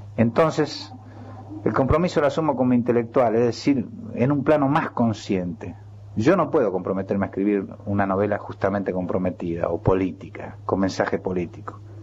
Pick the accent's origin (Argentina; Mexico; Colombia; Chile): Argentina; Chacabuco, Buenos Aires Province; now in Buenos Aires, Argentina; hablar de Chacabuco es un poco hablar de mi infancia